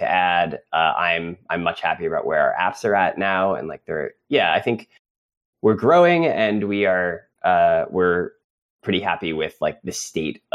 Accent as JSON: {"language": "English", "country": "United States", "accent": "American", "lives_now": "New York, United States", "said": "my uncouth American accent"}